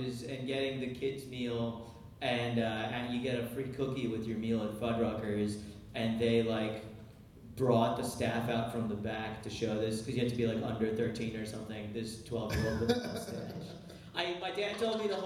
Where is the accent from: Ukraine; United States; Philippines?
Ukraine; moved away; I was born in Ukraine, and over there they both like my dad plays accordion, my mom plays piano